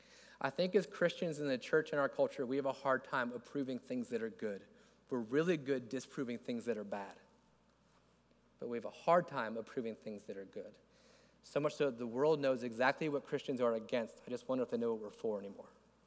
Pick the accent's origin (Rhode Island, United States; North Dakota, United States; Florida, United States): Florida, United States; I'm from Florida.